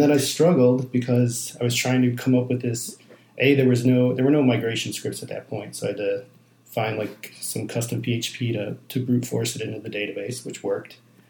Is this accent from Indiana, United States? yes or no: no; Chicago, Illinois, United States; Well, I grew up on the Northwest Side, so Cubs fan.